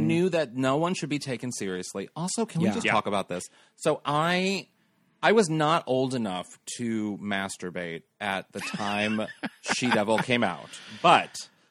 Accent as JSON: {"language": "English", "town": "St. Louis", "region": "Missouri", "country": "United States", "also_born_or_lived": "Chicago", "moved": "as an adult", "said": "I'm from St. Louis"}